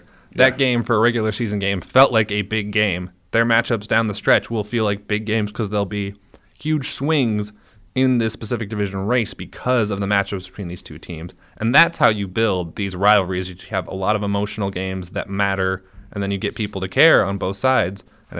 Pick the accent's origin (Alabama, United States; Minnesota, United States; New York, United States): Minnesota, United States; I love Canada. I'm from Minnesota. It's close-ish.